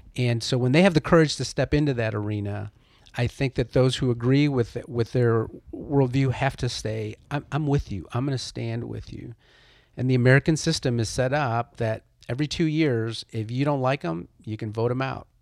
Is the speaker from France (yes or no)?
no; Chile; now in United States; I'm an immigrant. I was born in Chile, South America.